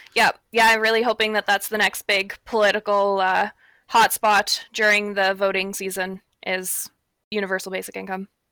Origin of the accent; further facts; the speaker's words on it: Pickle Lake, Ontario, Canada; now in Thunder Bay, Canada; I'm actually from Pickle Lake, uh, which is the furthest north